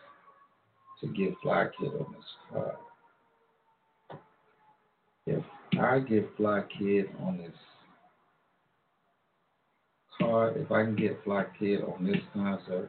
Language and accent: English; Long Island, New York, United States; also born or lived in Alabama / Amityville, New York; I grew up with a lot of different ethnicities growing up in Long Island, New York. I remember when I first came back to New York from Alabama, and I had an accent, so everybody called me ….